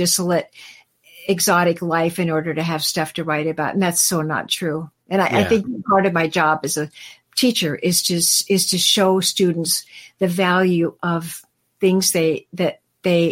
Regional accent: Greenville, Illinois, United States; I was born 60 miles east of St. Louis across the Mississippi River in a little town called Greenville, Illinois

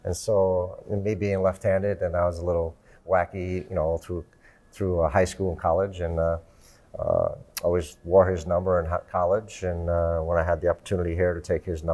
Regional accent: New York City, New York, United States; growing up in Brooklyn

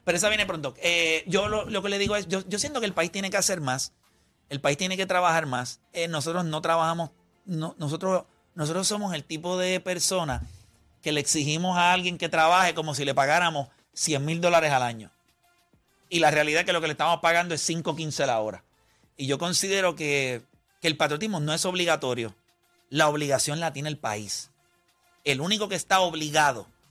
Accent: Las Piedras, Puerto Rico; Yo puedo sentirme súper orgulloso de donde yo nací. Yo nací en Las Piedras. Yo tengo un montón de amistades en Las Piedras

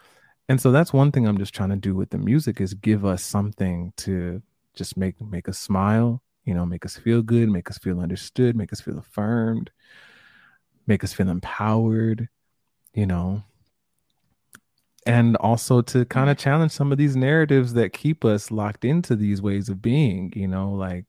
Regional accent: Jamaica; I'm Jamaican and my family's Jamaican

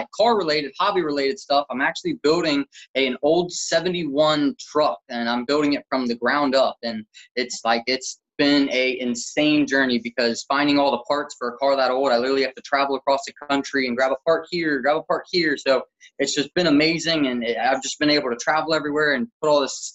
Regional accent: Cincinnati, Ohio, United States; I'm from Cincinnati, Ohio in the United States, and I've been born and raised here in Cincinnati, Ohio

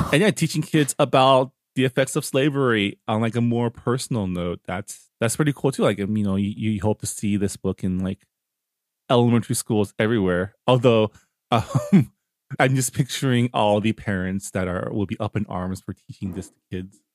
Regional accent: Canada; now in California, United States; as a Canadian

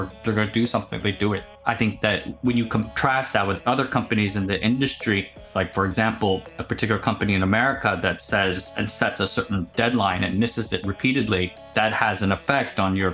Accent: United States; moved away as an adult; also born or lived in Silicon Valley; now in Taipei, Taiwan; I was born in the States, United States, and I grew up there

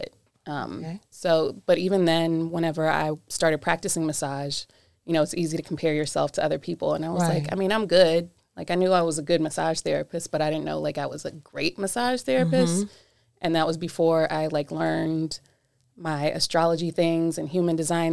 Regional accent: United States; also born or lived in England; I was raised here, but I was born in England. Military brat.

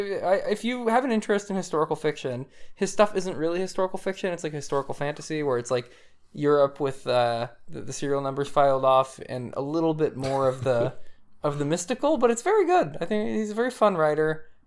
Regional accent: Ontario, Canada; I mean, we're Southern Ontario from Northern Ontario's point of view, but we are Eastern Ontario.

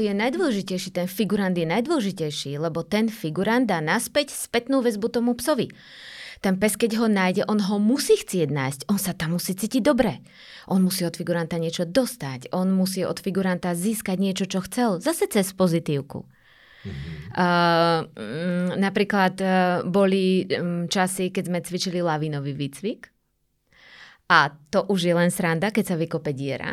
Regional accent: Slovakia; also born or lived in Banská Bystrica; som bola trikrát ako jediná Slovenka, úplne mhm. sama. Teda zo Slovenska

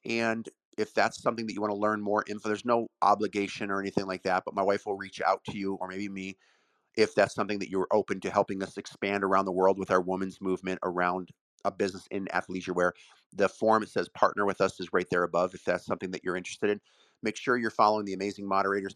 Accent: Brecksville, Ohio, United States; I grew up in Brecksville, Ohio

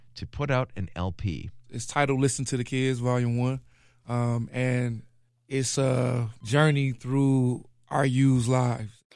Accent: Milwaukee, Wisconsin, United States; I'm from Sherman Park, um, born and raised.

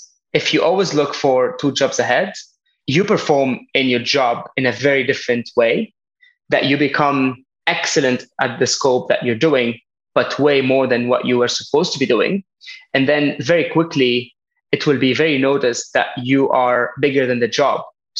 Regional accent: Lebanon; born there; also born or lived in France / Spain / United Kingdom / Berlin; I was born in Lebanon, half my life in France, studied in Spain, did some internship in the UK. I lived a bit in Berlin, trying to help a startup.

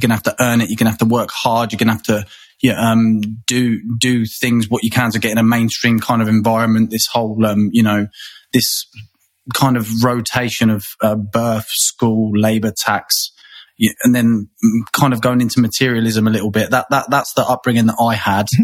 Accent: England, United Kingdom; moved away as an adult; also born or lived in Thailand; now in Australia; growing up in England

